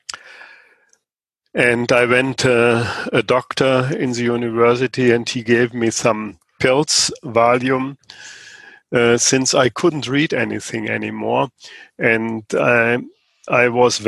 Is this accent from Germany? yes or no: yes; Germany; I'm from Germany